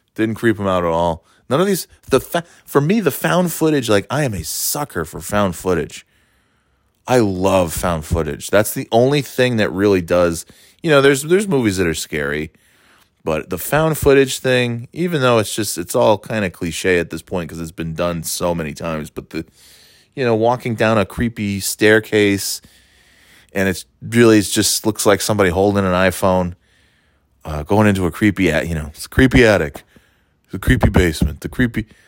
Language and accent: English; upstate New York, United States; moved away; being from uh, a much quieter place in upstate New York